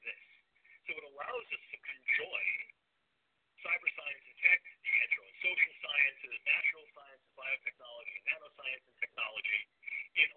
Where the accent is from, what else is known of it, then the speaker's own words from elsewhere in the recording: New York, United States; accent: New York; my New York accent